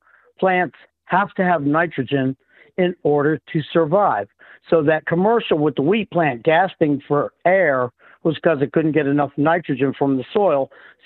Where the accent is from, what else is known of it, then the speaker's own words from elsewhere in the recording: Indiana, United States; also born or lived in Hawaii; Well, I grew up in Indiana after my dad retired out of the Navy. And we went from Hawaii to Indiana.